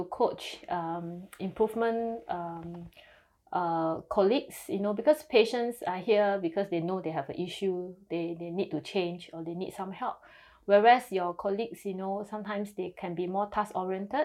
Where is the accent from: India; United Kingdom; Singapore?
Singapore; I'm from Singapore